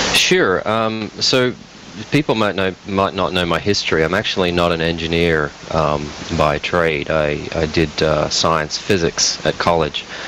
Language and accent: English; Australia; moved away as an adult; also born or lived in Detroit; now in United States; where I grew up in Australia, it actually snows for about two weeks a year